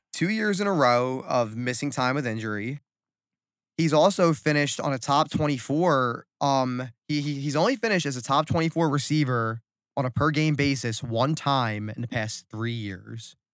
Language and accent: English; New Jersey, United States; South Jersey